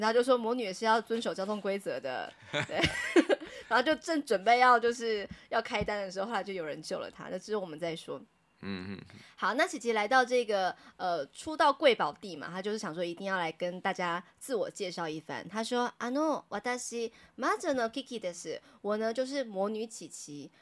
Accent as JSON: {"language": "Chinese", "country": "Taiwan", "said": "我们台湾人"}